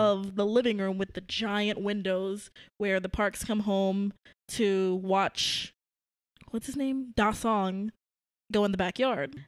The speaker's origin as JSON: {"language": "English", "town": "New York City", "region": "New York", "country": "United States", "tie": "born or raised there", "said": "I grew up in Brooklyn, New York"}